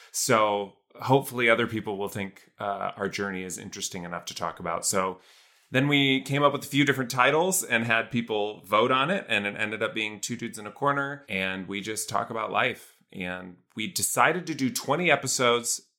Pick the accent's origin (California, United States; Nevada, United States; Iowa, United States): Iowa, United States; I'm from Iowa in a small town